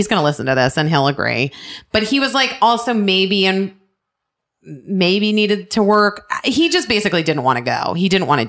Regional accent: Arizona, United States; moved away; also born or lived in Los Angeles; We grew up together in Arizona.

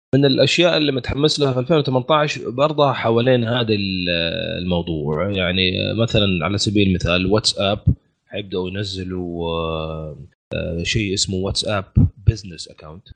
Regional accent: Saudi Arabia; عندنا في السعودية

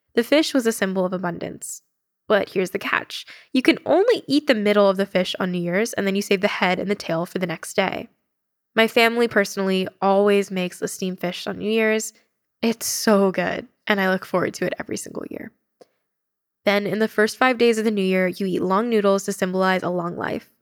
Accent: United States; I'm really proud of being Asian American

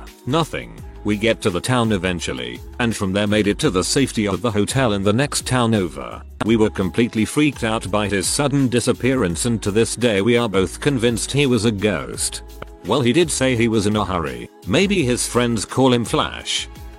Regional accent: Maine, United States; Since we're from Maine, there aren't too many large predators that really mess with people.

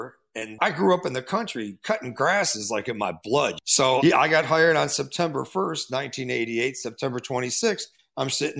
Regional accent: North Royalton, Ohio, United States; I grew up just outside of Cleveland in the suburbs, a little town called North Royalton. And only thing that was in that place was bars and gas stations and farms. So I kind of a country boy

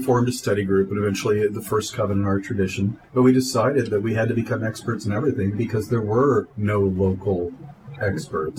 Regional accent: Delaware, United States; I'm from I'm from Delaware. I've been in Delaware since I was 13 years old

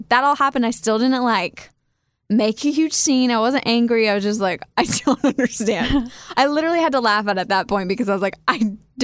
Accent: Kansas, United States; moved away as an adult; also born or lived in Wichita, Kansas / Manhattan, Kansas; now in Nashville, United States; how you and I growing up in Kansas and living there for so long

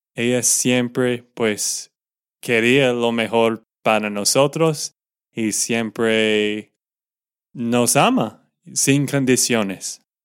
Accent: Texas, United States; de Texas, Estados Unidos

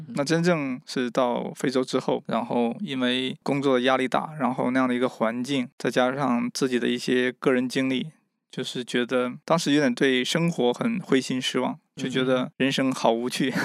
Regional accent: Mishan, Heilongjiang, China; moved away as an adult; now in Kenya; 我来自中国的东北黑龙江密山市的一个，呃，一个小村庄

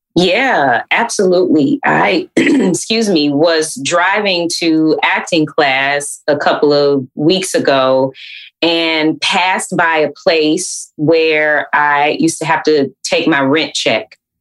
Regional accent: Atlanta, Georgia, United States; growing up in Atlanta uh, is hot

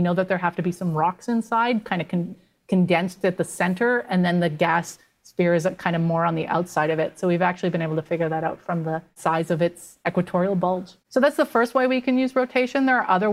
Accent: Canada; I'm Canadian

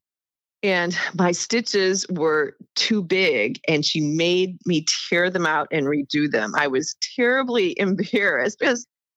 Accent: Davenport, Iowa, United States; moved away as an adult; also born or lived in Heidelberg, Germany / Northern Virginia; I was born and raised in Davenport, Iowa, which is on the eastern side of the state of Iowa

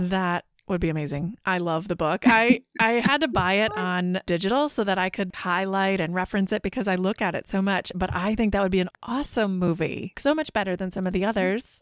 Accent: Midwest, United States; we're both from the Midwest

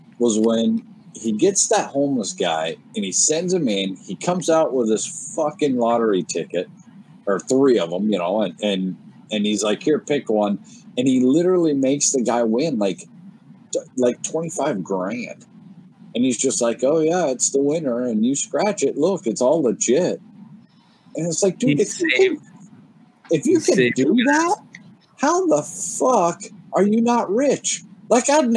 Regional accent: Fort Collins, Colorado, United States; born or raised there

